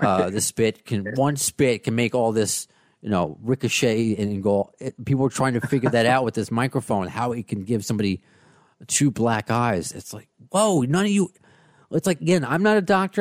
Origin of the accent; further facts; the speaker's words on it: United States; the American